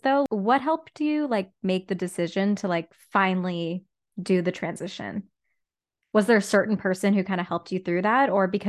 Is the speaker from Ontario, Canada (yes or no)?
yes; Whitby, Ontario, Canada; I mean, even same for me growing up in Whitby, Ontario. Like, the moment I stepped into Toronto, I was like, oh my gosh, the world.